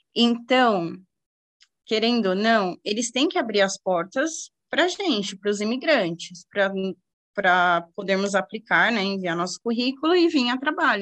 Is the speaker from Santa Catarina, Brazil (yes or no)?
no; Guarulhos, São Paulo, Brazil; moved away as an adult; also born or lived in Orlando, Florida; now in Bermuda; eu sou de Guarulhos